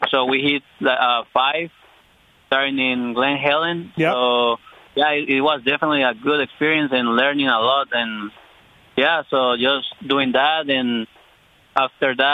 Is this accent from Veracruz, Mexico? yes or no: yes; Veracruz, Mexico; I was born in Veracruz. That's uh, uh south part in Mexico.